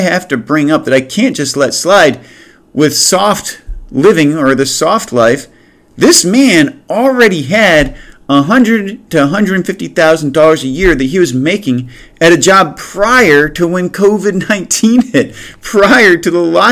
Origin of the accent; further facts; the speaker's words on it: United States; also born or lived in Cleveland; we as American citizens